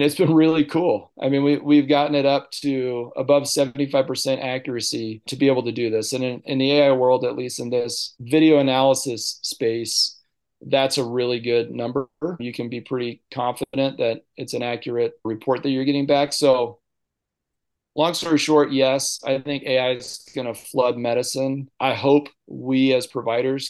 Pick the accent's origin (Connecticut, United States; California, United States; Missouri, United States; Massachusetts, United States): California, United States; Visalia; also born or lived in Sodo, Ethiopia / Tennessee; So I grew up in Visalia. I'm a seventh generation Tulare County person